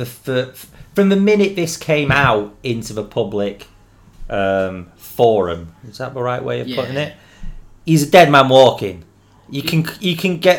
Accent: England, United Kingdom; The beauty of being English

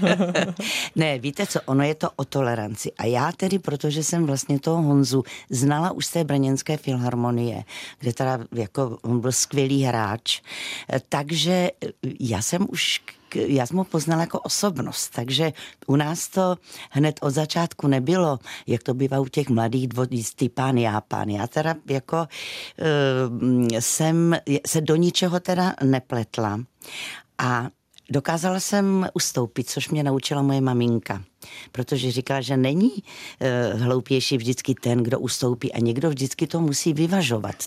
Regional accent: South Moravia, Czechia; my Moraváci jsme

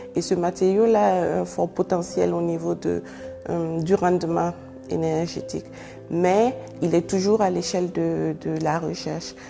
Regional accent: Ouagadougou, Centre, Burkina Faso; moved away as an adult; now in Chongqing, China; Je suis née au Burkina Faso, plus précisément à Ouagadougou

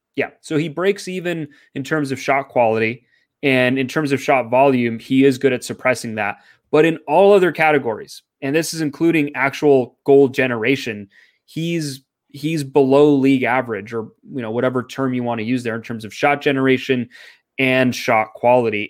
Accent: Canada; I'm Canadian

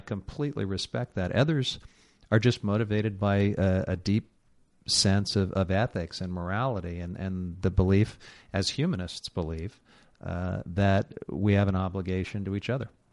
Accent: Missouri, United States; a conservative Republican from the state of Missouri, my home state

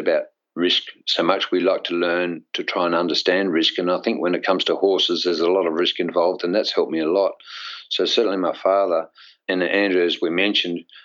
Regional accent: Australia; as an Australian

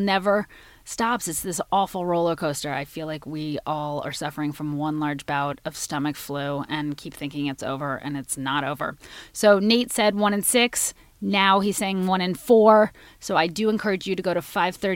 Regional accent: Washington, District of Columbia, United States; shout out to my hometown

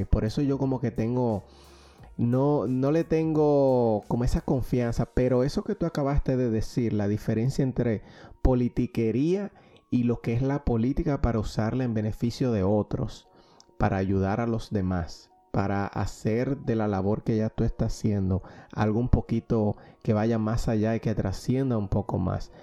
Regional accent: Dominican Republic; now in Pennsylvania, United States; como diríamos en, Dominicana

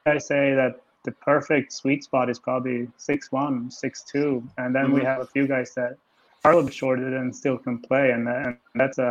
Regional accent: Stockholm, Stockholm County, Sweden; moved away as an adult; my hometown, Stockholm

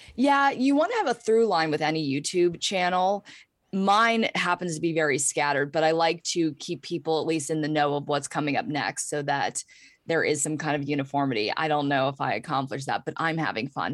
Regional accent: Pittsburgh, Pennsylvania, United States; I grew up in Pittsburgh, P

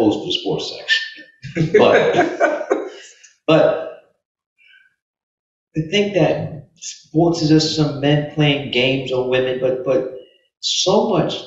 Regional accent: New York City, New York, United States; Growing up in New York City

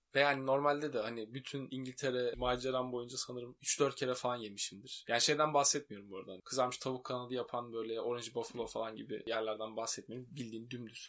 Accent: Turkey; ben de Türk'üm

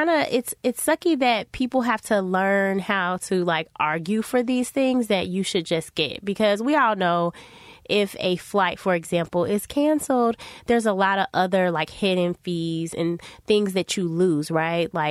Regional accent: United States; you know I'm I'm Black American, and so of, of course I'm not wild about the monarchy in that way

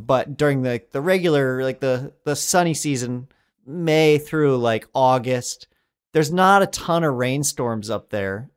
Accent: Colorado, United States; I grew up in Colorado

